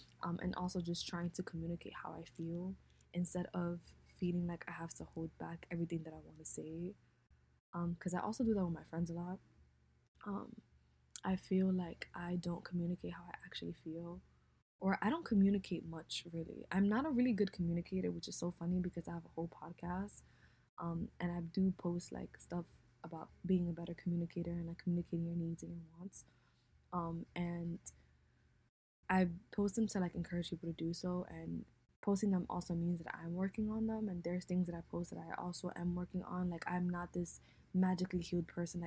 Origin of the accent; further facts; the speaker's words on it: United States; growing up in America is different